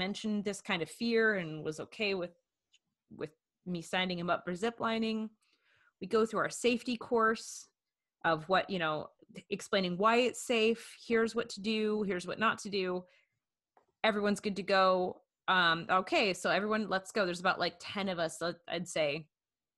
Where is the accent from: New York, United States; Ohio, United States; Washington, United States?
Washington, United States; I grew up in Washington State